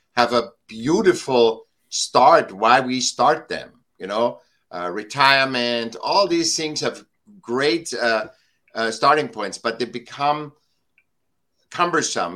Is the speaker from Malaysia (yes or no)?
no; Vienna, Austria; now in Laguna Beach, United States; I was born in Vienna, Austria. And I was uh, a sick child, and I got to school when I was seven